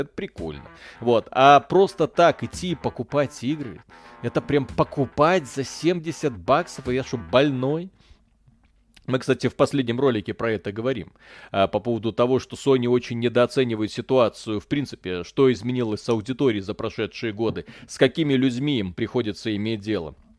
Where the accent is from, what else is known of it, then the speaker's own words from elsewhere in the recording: Belarus; я родился в Беларуси